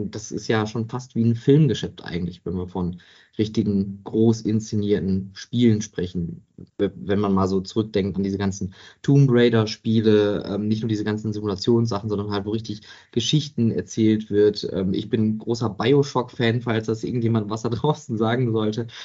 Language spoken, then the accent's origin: German; Oberhausen, North Rhine-Westphalia, Germany; Ich bin Kind des Ruhrgebiets, ähm, ich komme gebürtig aus Oberhausen, also da, wo das heutige Zentro ist.